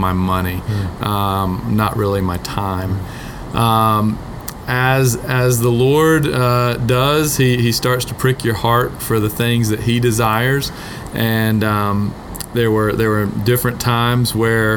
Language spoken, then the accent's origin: English; Atlanta, Georgia, United States; moved away; My family and I are originally from Atlanta